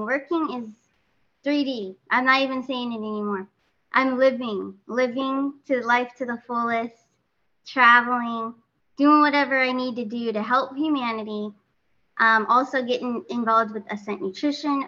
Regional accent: California, United States; now in Florida, United States; I'm from California originally, but did relocate closer to Mr. T, Trump, out here in Florida.

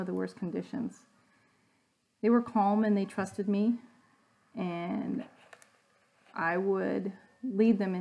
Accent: Wisconsin, United States; I'm from Wisconsin

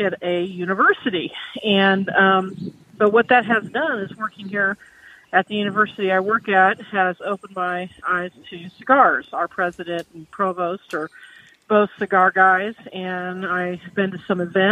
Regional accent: Salina, Kansas, United States; my hometown of Salina

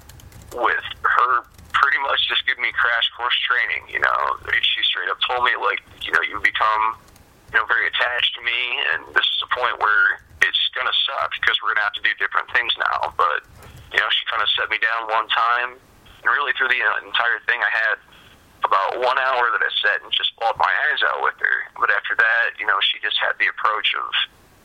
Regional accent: Lima, Ohio, United States; also born or lived in Ottoville, Ohio; I grew up in Lima, Ohio

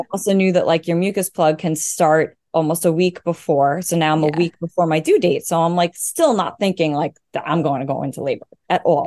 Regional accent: Long Island, New York, United States; I'm from Long Island, New York

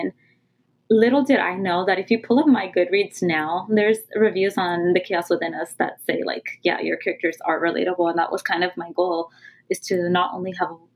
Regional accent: California, United States; first language Punjabi; I was born and raised in California

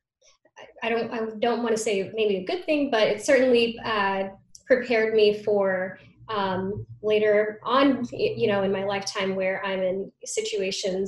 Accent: Reno, Nevada, United States; moved away; I grew up in Reno, Nevada

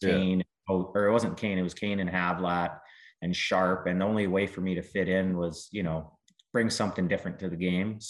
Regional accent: Southern Alberta, Canada; moved away; also born or lived in Calgary / Lethbridge / Chicago; I grew up in Southern Alberta

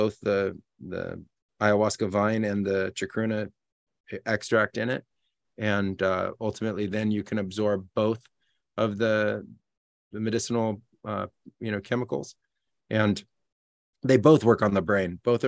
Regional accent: California, United States; moved away as an adult; also born or lived in Peru; I'm originally from the United States. Yeah, from California.

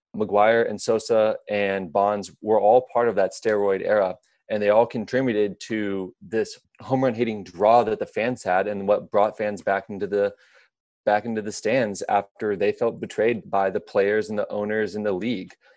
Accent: Midwest, United States; growing up in the Midwest

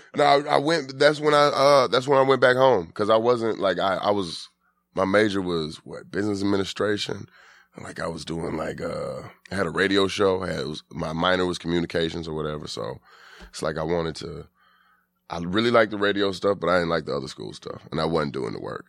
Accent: Atlanta, Georgia, United States

